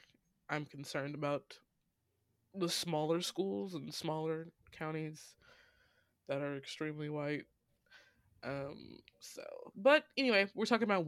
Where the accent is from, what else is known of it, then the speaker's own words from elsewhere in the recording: Illinois, United States; now in Georgia, United States; That's my home state. It's a Republican state